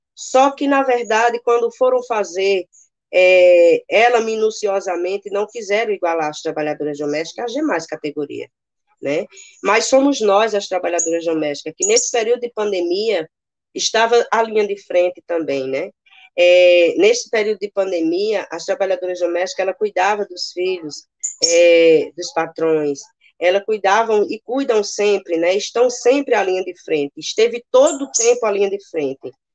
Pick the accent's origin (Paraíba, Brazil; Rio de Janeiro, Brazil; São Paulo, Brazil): Paraíba, Brazil; also born or lived in Campina Grande; moro aqui em Campina Grande, né? sou da Paraíba